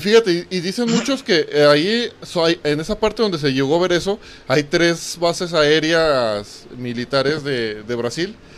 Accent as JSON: {"language": "Spanish", "country": "Mexico", "said": "nosotros como mexicanos"}